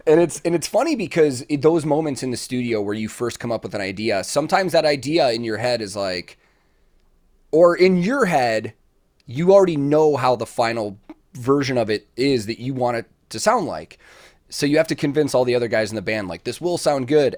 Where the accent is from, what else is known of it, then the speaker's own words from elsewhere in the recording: near Chicago, Illinois, United States; I grew up near Chicago, but far enough outside of it that the town I grew up in was, like, five thousand